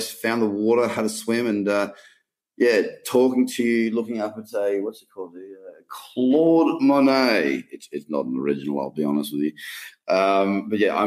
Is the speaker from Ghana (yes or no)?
no; Australia; As being an Australian, we abbreviate, and we've got our own language